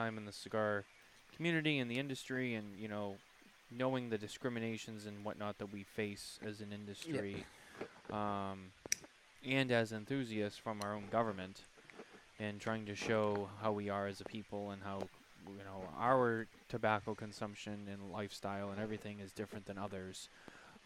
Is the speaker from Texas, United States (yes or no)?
no; Boston, Massachusetts, United States; I'm from Boston